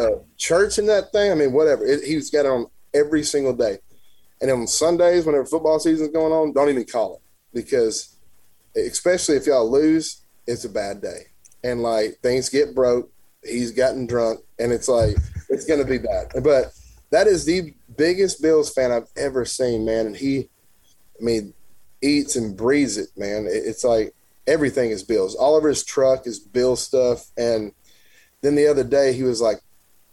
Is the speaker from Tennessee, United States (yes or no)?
yes; Tennessee, United States; I grew up in Tennessee